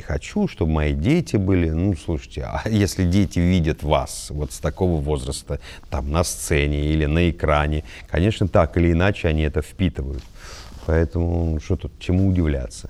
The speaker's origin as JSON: {"language": "Russian", "town": "Volgograd", "region": "Volgograd Oblast", "country": "Russia", "tie": "born or raised there", "said": "Я родился в Волгограде, в Кировском районе. Во-первых, у нас был двор, как, как и многие дворы"}